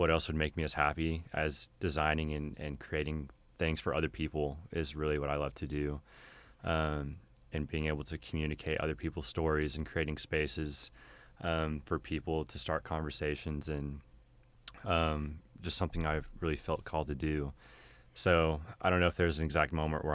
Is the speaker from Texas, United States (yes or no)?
yes; Keller, Texas, United States; I'm from Keller, which is near Fort Worth. And I grew up there pretty much my entire life